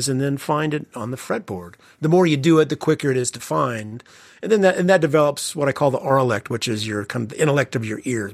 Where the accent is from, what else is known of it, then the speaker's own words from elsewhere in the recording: Evansville, Indiana, United States; my home where I grew up in Evansville, Indiana. So I kind of grew up in a smallish Midwestern town